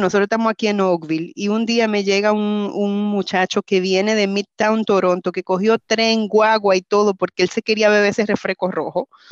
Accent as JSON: {"language": "Spanish", "region": "Cibao", "country": "Dominican Republic", "moved": "yes", "said": "como buena cibaeña"}